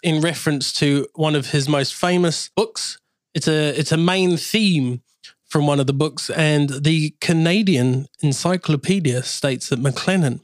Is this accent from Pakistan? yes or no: no; New Zealand; now in England; growing up in New Zealand